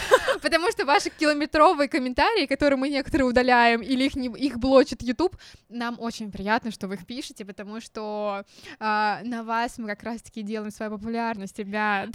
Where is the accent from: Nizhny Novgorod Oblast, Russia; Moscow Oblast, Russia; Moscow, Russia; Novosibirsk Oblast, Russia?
Nizhny Novgorod Oblast, Russia; Nizhny Novgorod; мы из Нижнего Новгорода.